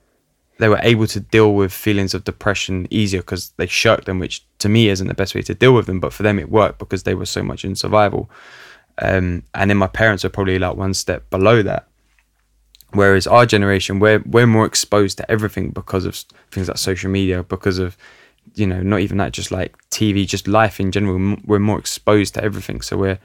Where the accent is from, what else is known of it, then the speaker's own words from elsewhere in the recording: London, United Kingdom; looking at the culture that I grew up in North London, like Italian community in North London, like a lot of that is rooted in like success and like being successful.